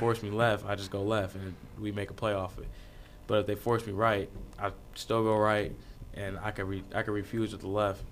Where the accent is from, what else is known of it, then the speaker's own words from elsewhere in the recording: Manhattan, Kansas, United States; I'm from Manhattan, so Kansas State's there